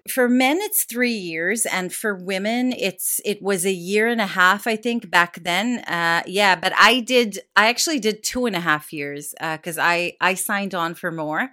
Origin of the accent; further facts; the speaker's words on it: Jerusalem, Jerusalem District, Israel; moved away as an adult; also born or lived in Tel Aviv; now in United Kingdom; I grew up in Jerusalem